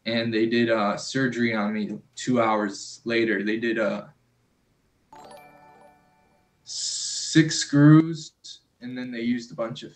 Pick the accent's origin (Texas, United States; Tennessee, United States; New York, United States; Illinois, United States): Illinois, United States; Chicago; also born or lived in Florida; now in Seattle, United States; I'm originally born and raised in Chicago, Illinois, or how I like to call it, Chirac